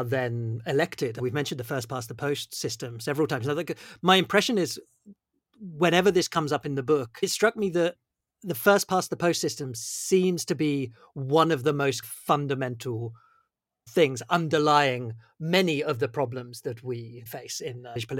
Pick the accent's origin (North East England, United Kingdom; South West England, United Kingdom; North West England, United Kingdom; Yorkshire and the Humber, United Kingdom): South West England, United Kingdom; Bournemouth; I grew up in Bournemouth, just so you know.